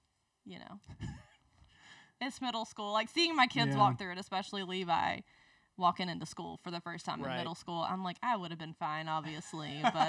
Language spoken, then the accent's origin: English; Leesburg, Georgia, United States; accent: Southern; moved away as an adult; also born or lived in Albany, Georgia; now in Birmingham, United States; I grew up in Leesburg, Georgia.